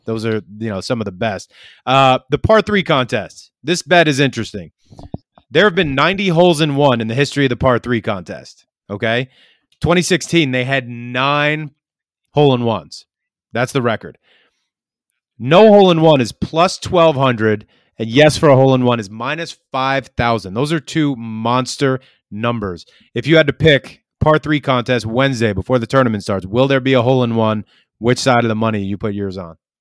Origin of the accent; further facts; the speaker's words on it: New York, United States; I grew up in New York